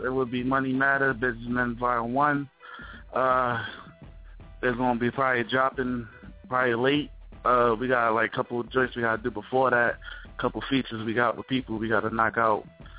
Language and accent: English; Atlantic City, New Jersey, United States; I'm from Atlantic City, by the way, Langston, New Jersey.